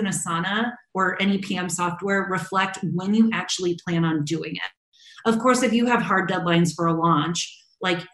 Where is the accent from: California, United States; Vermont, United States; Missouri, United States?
Missouri, United States; St. Louis; moved away as an adult; now in Chicago, United States; my family moved from my hometown of St. Louis to Chicago